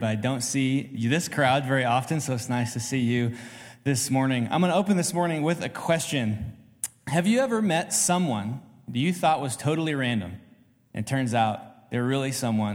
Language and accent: English; Oregon, United States; I'm from Oregon